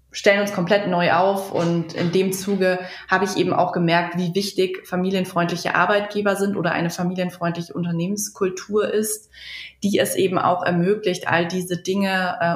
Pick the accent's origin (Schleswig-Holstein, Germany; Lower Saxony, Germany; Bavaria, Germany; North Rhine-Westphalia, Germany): Bavaria, Germany; Munich; wir kommen ursprünglich aus München. Äh, mittlerweile sind wir hier in im tiefsten Niederbayern located quasi.